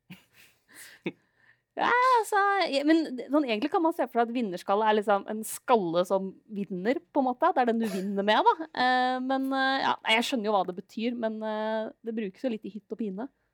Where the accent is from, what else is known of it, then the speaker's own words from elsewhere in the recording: Lillehammer, Innlandet, Norway; moved away; hjemme på Lillehammer